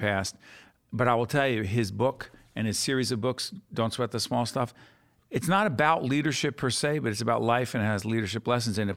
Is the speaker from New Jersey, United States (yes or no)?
yes; Newark, New Jersey, United States; We're from the same neighborhood.